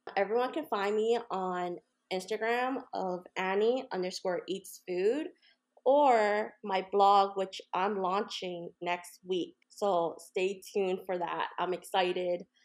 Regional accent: Hawaii, United States; moved away; I'm actually from Hawaii originally

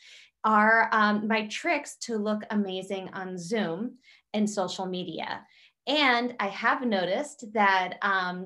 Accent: South Central Pennsylvania, United States; I'm from South Central Pennsylvania, so I'm from an area of the country that's very blue collar

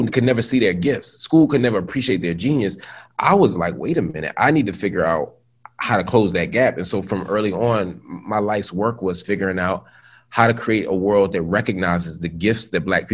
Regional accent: Philadelphia, Pennsylvania, United States; I grew up first in North Philly and then in West Philly

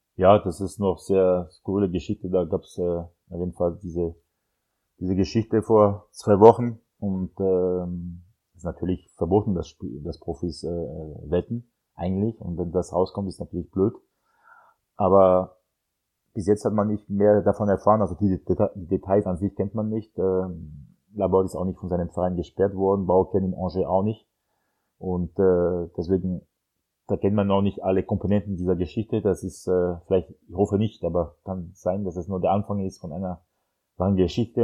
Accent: France; German is a second language; moved away; als Franzose

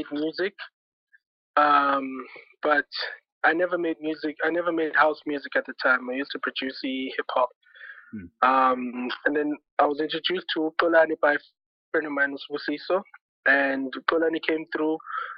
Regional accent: Middelburg, Mpumalanga, South Africa; moved away; all the way from Mhluzi. Born and raised in Mhluzi, Middelburg.

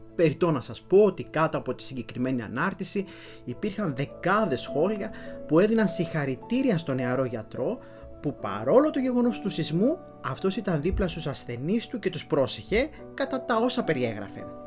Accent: Florina, Western Macedonia, Greece; στην πατρίδα μου τη Φλόρινα

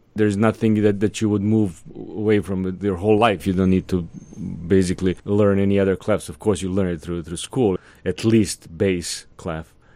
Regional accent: Serbia; also born or lived in Atlanta; now in Savannah, United States; In my neck of the woods, I come from Serbia, Eastern Europe.

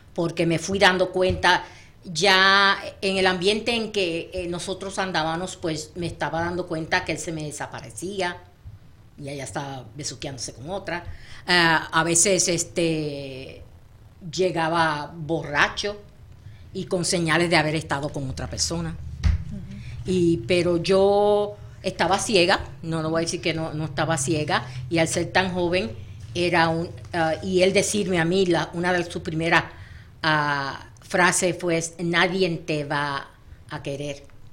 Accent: Puerto Rico; nosotros puertorriqueños decimos espampanante

